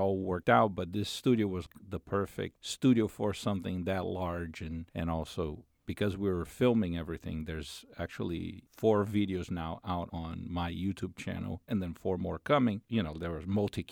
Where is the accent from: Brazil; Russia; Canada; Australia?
Brazil; moved away; I'm from Brazil